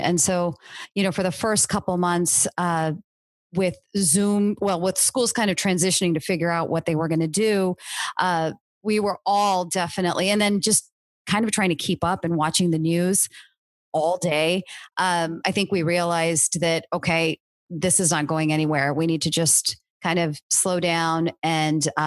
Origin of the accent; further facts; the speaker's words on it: Cupertino, California, United States; I grew up in Cupertino, not far from the Stanford campus